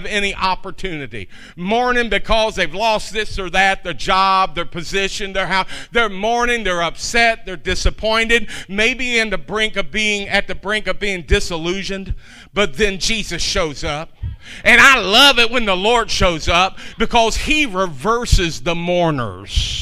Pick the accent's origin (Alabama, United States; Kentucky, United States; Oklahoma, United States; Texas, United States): Kentucky, United States; I'm from Kentucky